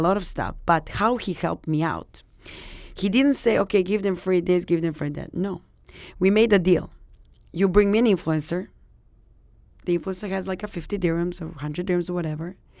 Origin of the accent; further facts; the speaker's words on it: Serbia; now in Dubai, United Arab Emirates; I'm from Serbia